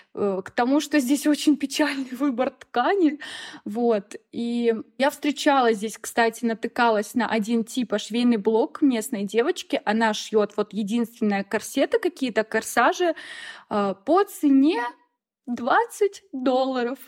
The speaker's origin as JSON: {"language": "Russian", "town": "Rossosh", "region": "Voronezh Oblast", "country": "Russia", "moved": "as an adult", "lives_now": "Sulaymaniyah, Iraq", "said": "я из Воронежской области, город Росош"}